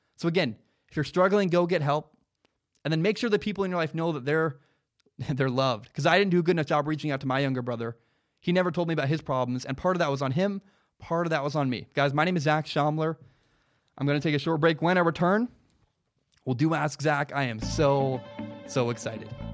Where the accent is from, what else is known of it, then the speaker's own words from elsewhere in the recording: Portland, Oregon, United States; also born or lived in Los Angeles; I'm from Portland.